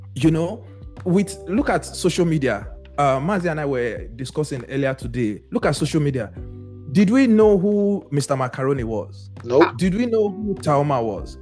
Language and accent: English; Benin City, Edo, Nigeria; now in United States; we grew up in Benin